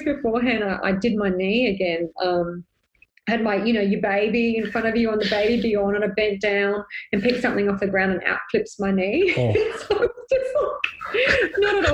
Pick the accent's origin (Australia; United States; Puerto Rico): Australia; Sydney, New South Wales; moved away; I'm originally from Sydney